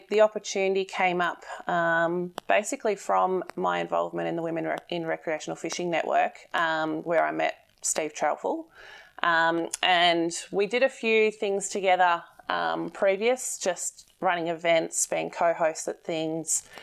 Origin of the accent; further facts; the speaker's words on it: Bendigo, Victoria, Australia; I'm from Bendigo.